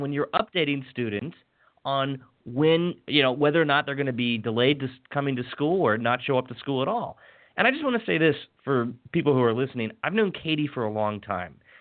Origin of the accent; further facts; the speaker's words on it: WHAG's area, Maryland, United States; my hometown's um, local television station, WHAG